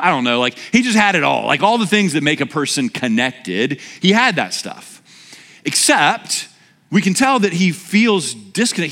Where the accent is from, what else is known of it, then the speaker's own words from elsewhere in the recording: Louisiana, United States; moved away; I'm from Louisiana where we call roadkill like lunch